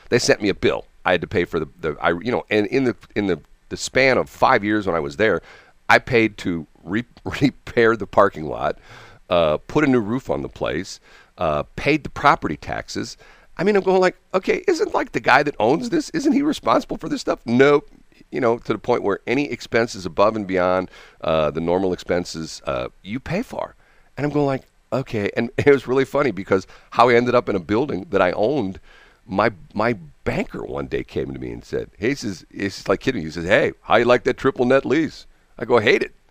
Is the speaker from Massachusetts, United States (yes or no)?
no; Missouri, United States; I'm from Missouri.